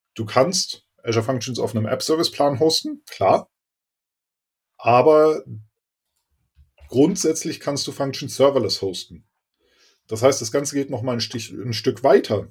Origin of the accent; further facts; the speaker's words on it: Berlin, Germany; ich bin aus Berlin und äh, bin CTO bei der MAPR e Consulting GmbH